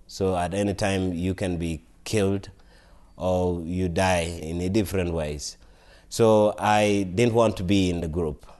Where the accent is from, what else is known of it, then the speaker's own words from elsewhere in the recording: Northern Region, Uganda; now in Colorado, United States; So, I am, I was born in Uganda, and I grew up in Uganda. I come from northern part of Uganda